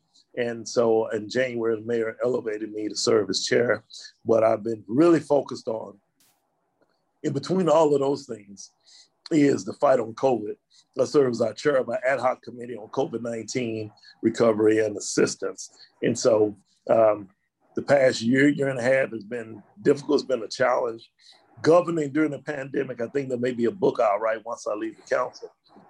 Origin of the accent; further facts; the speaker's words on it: Dallas, Texas, United States; I'm born and raised in Dallas, grew up in the Pleasant Grove area. I went to Skyline High School, that's where I graduated from.